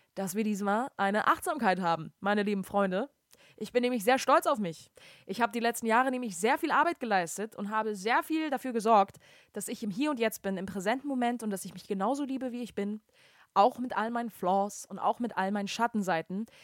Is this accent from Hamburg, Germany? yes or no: yes; Hamburg, Germany; moved away; bei uns in Hamburg, Deutschland